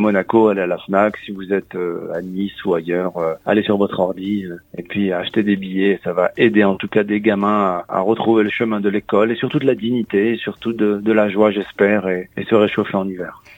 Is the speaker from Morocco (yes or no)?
yes; Morocco; moved away; je suis marocain, né au Maroc